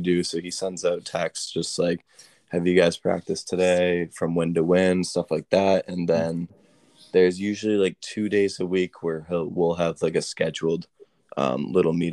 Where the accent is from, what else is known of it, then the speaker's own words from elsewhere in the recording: Rockport, Massachusetts, United States; I'm from Rockport, Massachusetts